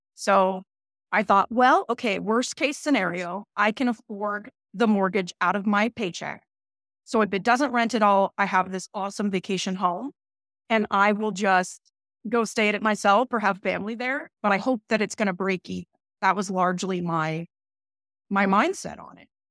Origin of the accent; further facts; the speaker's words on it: Northern California, United States; I'm from Northern California, very north